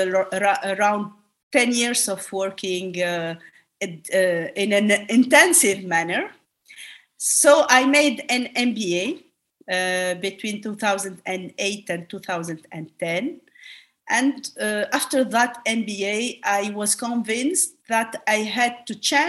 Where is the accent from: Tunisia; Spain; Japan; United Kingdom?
Tunisia; Tunis, Tunis Governorate; also born or lived in France; I was born in Tunis. I went to a well-known high school. Then after the baccalaureate, I went to France